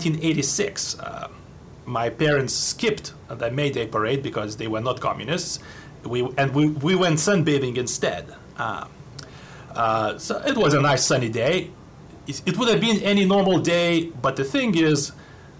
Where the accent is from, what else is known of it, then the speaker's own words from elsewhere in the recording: Lithuania; moved away as an adult; now in United States; I was born in 81 in Lithuania, which was then occupied by Soviet Union and was part of Soviet Union. I lived there most of my life